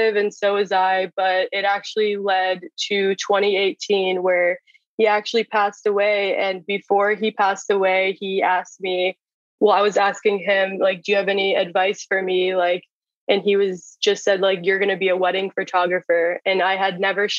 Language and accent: English; Jupiter, Florida, United States; I am from Jupiter, Florida